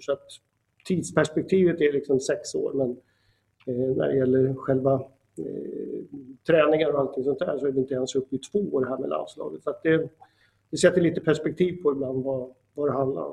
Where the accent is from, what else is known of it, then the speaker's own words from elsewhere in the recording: Sweden; also born or lived in Uppsala; jag är liksom svensk